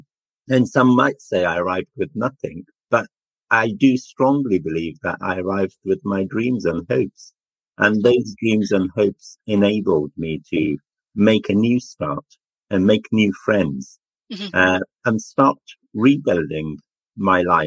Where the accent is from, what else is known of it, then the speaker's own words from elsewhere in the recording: Afghanistan; also born or lived in Jalalabad, Afghanistan / Coventry, United Kingdom; now in United Kingdom; I was born in Afghanistan and lived a happy life with my family as a young boy